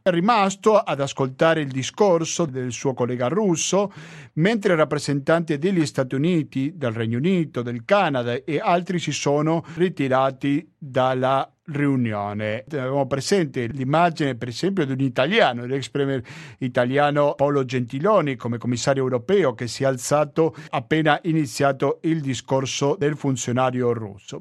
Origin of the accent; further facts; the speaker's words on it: Argentina; now in Italy; sono argentino